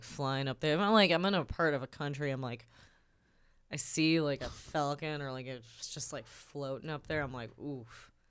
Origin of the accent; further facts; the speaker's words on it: Chicago, Illinois, United States; growing up in Chicago